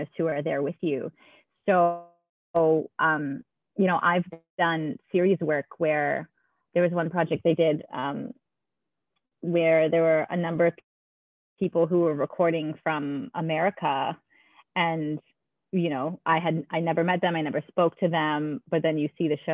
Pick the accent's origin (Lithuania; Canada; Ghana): Canada; moved away as an adult; also born or lived in New York, United States; now in Melbourne, Australia; I love Canada and all of my family is there and dear friends that I grew up